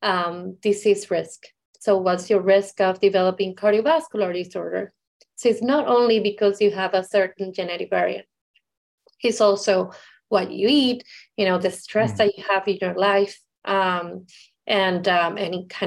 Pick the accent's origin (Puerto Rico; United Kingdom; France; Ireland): Puerto Rico; I am from Puerto Rico